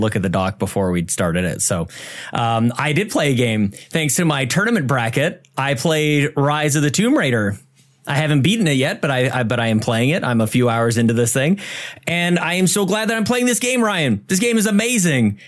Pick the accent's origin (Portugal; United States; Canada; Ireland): Canada; We're Canadian